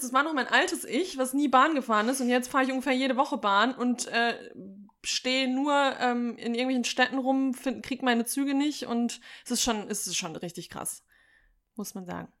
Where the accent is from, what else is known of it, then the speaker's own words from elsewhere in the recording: Sauerland, North Rhine-Westphalia, Germany; ich komme ja aus dem Sauerland